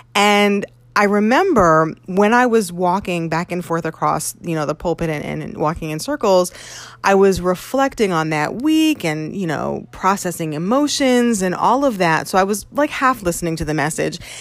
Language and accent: English; Connecticut, United States; moved away as an adult; also born or lived in New York; it was back in Connecticut where I was uh, from.